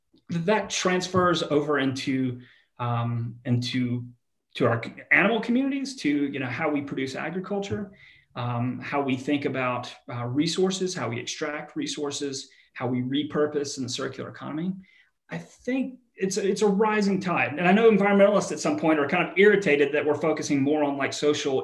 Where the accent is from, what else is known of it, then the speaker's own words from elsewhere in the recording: the South, United States; Like I grew up in the American South.